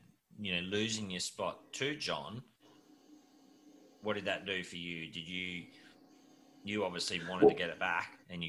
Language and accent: English; Australia; I look at as an Aussie and as a Wallaby.